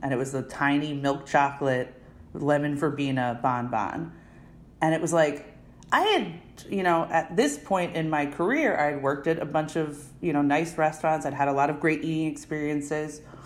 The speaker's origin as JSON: {"language": "English", "town": "Narberth", "region": "Pennsylvania", "country": "United States", "tie": "born or raised there", "said": "I was born and raised right outside in a town called Narberth"}